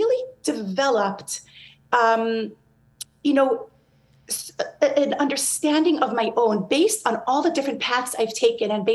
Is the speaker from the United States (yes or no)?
yes; New York, United States; I grew up in New York